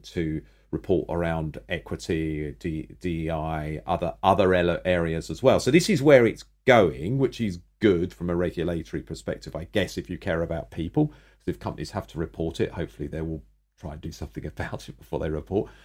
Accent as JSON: {"language": "English", "country": "United Kingdom", "said": "I'm male, I'm British"}